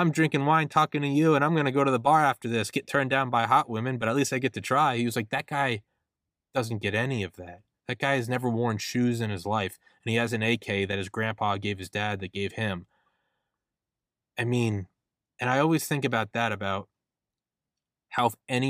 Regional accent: New England, United States; I'm from New England

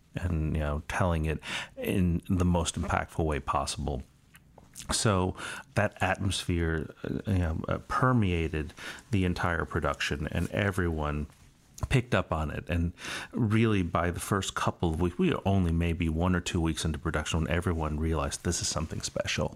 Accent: United States; I'm Chinese American.

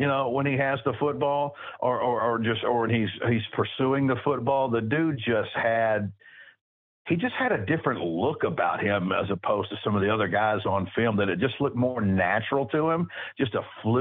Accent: Baytown, Texas, United States; he's from my hometown

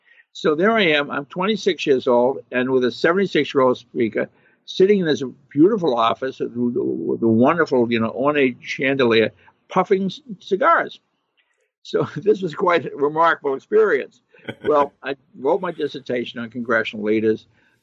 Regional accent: Lynn, Massachusetts, United States; my hometown of Lynn, Massachusetts, north of Boston.

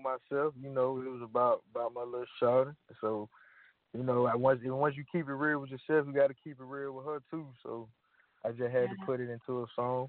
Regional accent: Talladega, Alabama, United States; I'm from Talladega, Alabama.

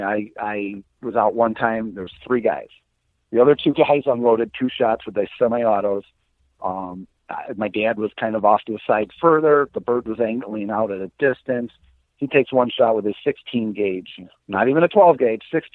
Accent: Marengo, Illinois, United States; also born or lived in Milwaukee, Wisconsin / Racine, Wisconsin; I grew up in Marengo, Illinois. My dad still lives in the exact same house I was raised

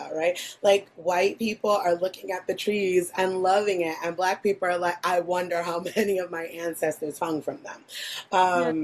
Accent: New York City, New York, United States; I'm from New York City

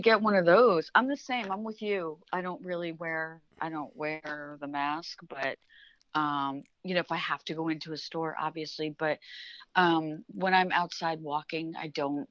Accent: New York, United States; I come from New York

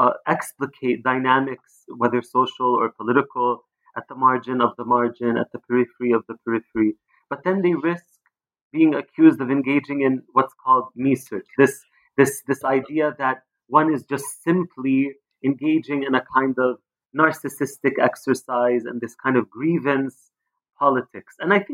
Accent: Palestine; And I'm also Palestinian. I grew up in Palestine.

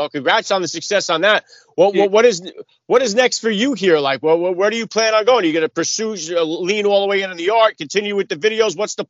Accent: New York City, New York, United States; now in New Jersey, United States; I'm in New Jersey. I'm close by New York. I was born in the Bronx where the Yankees play.

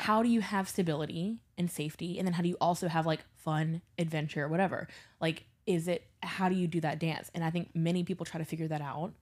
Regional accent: Baton Rouge, Louisiana, United States; now in New Orleans, United States; I grew up in Baton Rouge

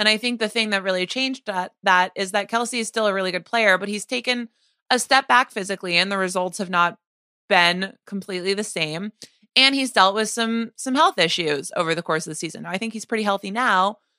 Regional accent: New Hampshire, United States; also born or lived in Northeast US; I've lived my entire life in the Northeast. I grew up in New Hampshire.

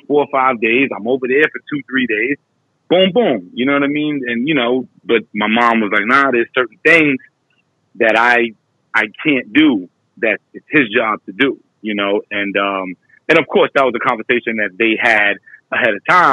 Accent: New York, United States; I was 10 when I moved from Crown Heights

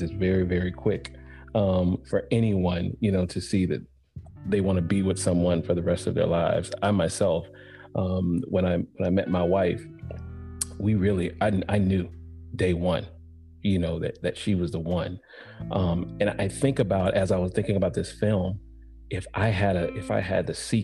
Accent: Atlanta, Georgia, United States; I come from Atlanta

